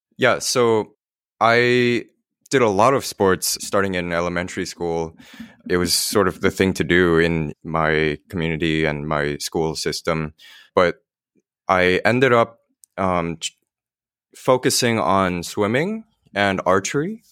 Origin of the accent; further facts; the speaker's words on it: Millburn, New Jersey, United States; I grew up in Milburn